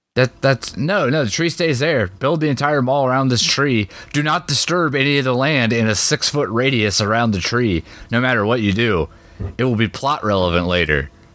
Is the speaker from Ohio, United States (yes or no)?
yes; Ohio, United States